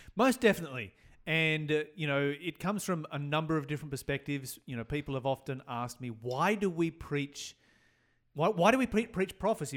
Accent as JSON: {"language": "English", "region": "Tasmania", "country": "Australia", "said": "I come from Tasmania, took place in the, uh, Hobart area"}